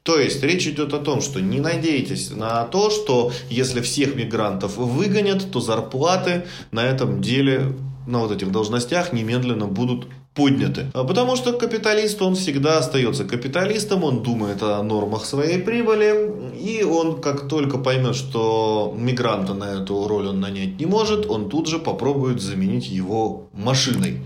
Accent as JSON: {"language": "Russian", "country": "Russia", "said": "для нас с вами, как для коренных, ну, русских"}